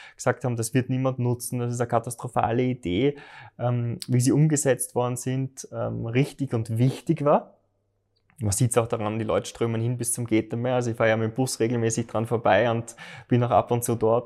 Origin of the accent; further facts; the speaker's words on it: Graz, Styria, Austria; ich wohne in Liebenau, ich hätte fast einen Steinwurf entfernt von der Mur und bin dort aufgewachsen